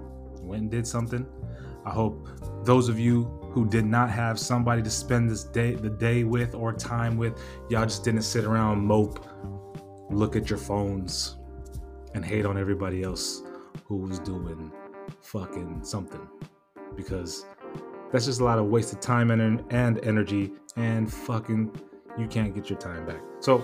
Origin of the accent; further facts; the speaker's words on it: West Coast, United States; You know, I'm from the West Coast anyway, so I was going to like it, enjoy it regardless.